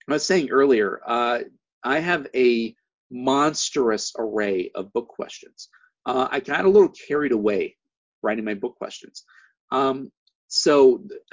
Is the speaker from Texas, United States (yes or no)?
no; Missouri, United States; now in California, United States; my home state of Missouri